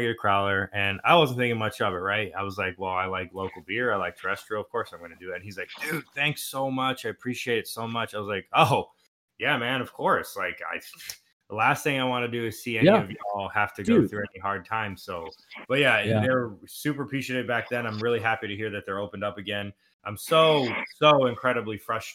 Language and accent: English; Houston, Texas, United States; moved away; what I grew up eating in Houston